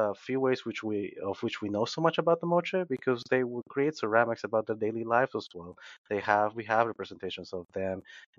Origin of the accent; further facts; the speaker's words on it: Peru; now in United States; growing up in Peru